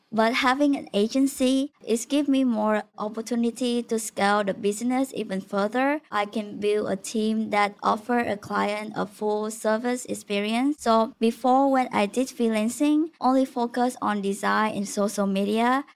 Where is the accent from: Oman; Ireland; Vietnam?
Vietnam; moved away as an adult; now in United States; I'm originally from Vietnam